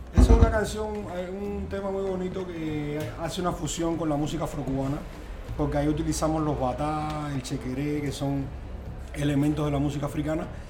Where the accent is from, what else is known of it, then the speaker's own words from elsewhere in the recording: Cuba; somos cubanos y españoles